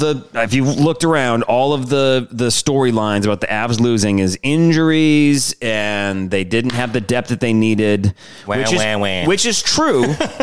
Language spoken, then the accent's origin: English; Michigan, United States; now in Louisiana, United States; I'm from Michigan. We're in Louisiana.